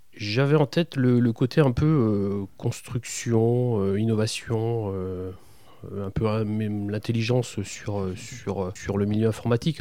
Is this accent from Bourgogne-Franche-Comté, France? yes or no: yes; Besançon, Bourgogne-Franche-Comté, France; now in Châteauroux, France; je suis bisontin exactement, je suis né à Besançon